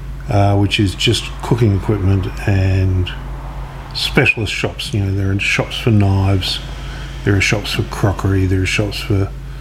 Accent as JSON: {"language": "English", "region": "Scotland", "country": "United Kingdom", "tie": "born or raised there", "moved": "yes", "lives_now": "Melbourne, Australia"}